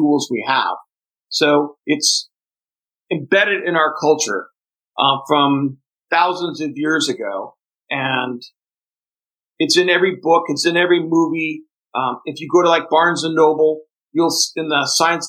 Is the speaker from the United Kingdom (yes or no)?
no; interior of northeastern Brazil, Northeast Brazil, Brazil; English is a second language; also born or lived in Fortaleza, Brazil; now in United States; I was born in Fortaleza, Brazil, and then we moved into the vast interior of northeastern Brazil, and we lived about 48 hours by jeep from the nearest big town and very remote areas.